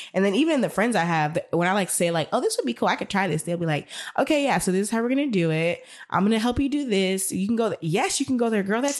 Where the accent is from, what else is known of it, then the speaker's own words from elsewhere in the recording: United States; I was born in America.